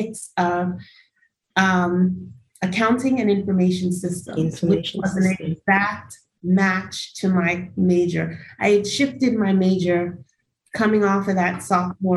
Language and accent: English; New York City, New York, United States; I was born in Brooklyn, New York